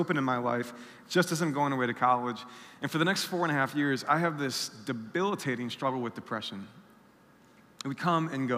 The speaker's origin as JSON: {"language": "English", "town": "South Bend", "region": "Indiana", "country": "United States", "tie": "born or raised there", "said": "I'm from South Bend, Indiana. I grew up there most of my life"}